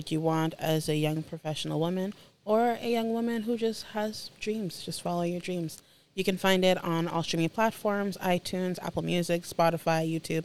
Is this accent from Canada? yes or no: no; Haiti; now in Orlando, United States; I am from Haiti originally.